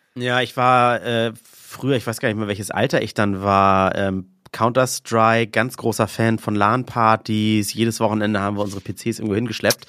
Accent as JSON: {"language": "German", "region": "Northern Germany", "country": "Germany", "said": "ich und du, wir kommen ja aus dem Norden"}